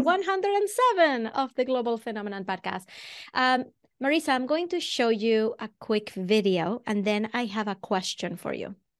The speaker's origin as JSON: {"language": "English", "country": "Venezuela", "accent": "Venezuelan", "moved": "as an adult", "lives_now": "Boston, United States", "said": "I'm originally from Venezuela. That's where the accent comes from."}